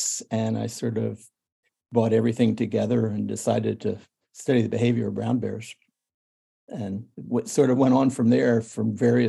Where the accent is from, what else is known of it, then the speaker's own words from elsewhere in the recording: Pennsylvania, United States; Well, I've always been I grew up on a farm. I've always been interested in animals.